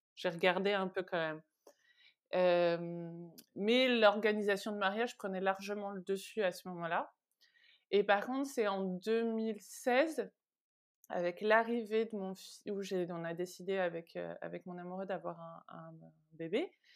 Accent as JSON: {"language": "French", "town": "Vernon", "region": "Normandy", "country": "France", "also_born_or_lived": "Rouen, France", "moved": "as an adult", "lives_now": "Paris, France", "said": "je viens de Vernon, qui est entre Paris et Rouen"}